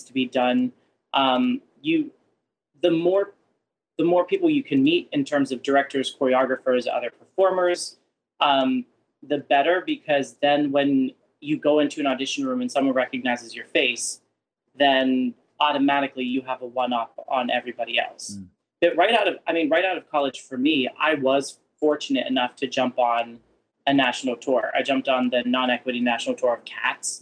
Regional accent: Pittsburgh, Pennsylvania, United States; moved away; also born or lived in Winchester, Virginia; my parents, growing up, they would take us to the Benenum Center to see musicals in Pittsburgh. So I grew up going to see theater

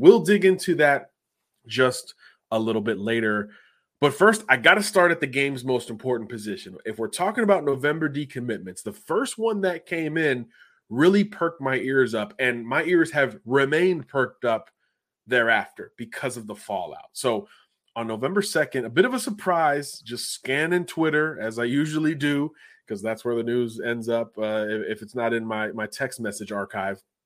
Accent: Florida, United States; my home state of Florida

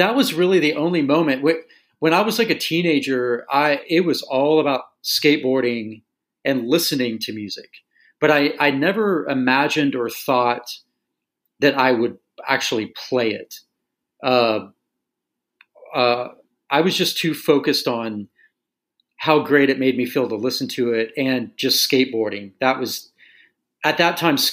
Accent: Tulsa, Oklahoma, United States; growing up in Tulsa

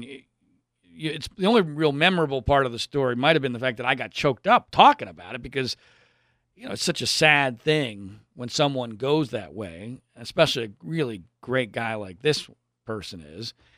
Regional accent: Pennsylvania, United States; now in Southern California, United States; I grew up in Pennsylvania.

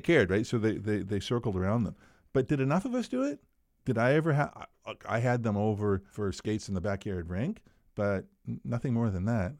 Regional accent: Bathurst, New Brunswick, Canada; moved away; also born or lived in Wolfville, Nova Scotia; I grew up in Bathurst, small community

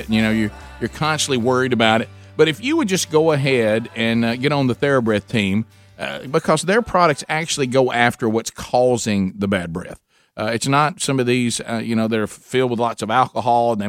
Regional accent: Calhoun County, Alabama, United States; we grew up in Calhoun County

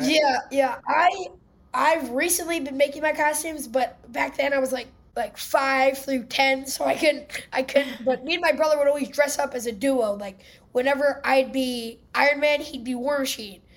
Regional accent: Philadelphia, Pennsylvania, United States; I'm from Philadelphia

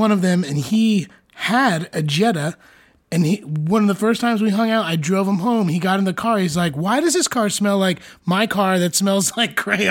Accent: Wyckoff, New Jersey, United States; I grew up in Wyckoff.

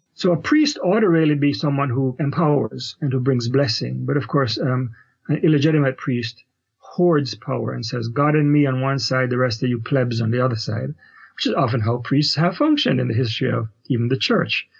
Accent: Kingston, Jamaica; moved away as an adult; also born or lived in Canada; now in United States; so I am originally a Jamaican, grew up in Kingston, Jamaica, did my Bachelor of Theology degree there, and immigrated to Canada after

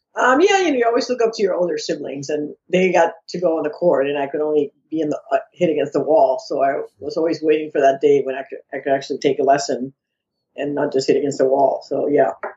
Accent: San Juan, Puerto Rico; now in Florida, United States; I was born in San Juan, Puerto Rico

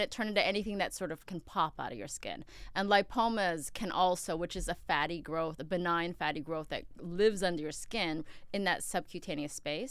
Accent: Upland, California, United States; also born or lived in Queens, New York; I grew up in Upland. I'm from Queens, though.

